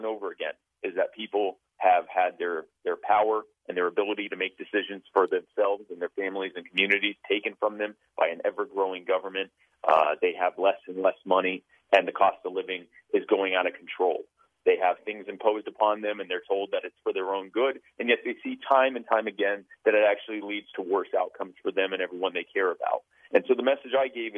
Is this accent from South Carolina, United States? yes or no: yes; Myrtle Beach, South Carolina, United States; also born or lived in Baltimore, Maryland; I was born in Baltimore, but I grew up in, I've lived pretty much all of my life in the Myrtle Beach, South Carolina area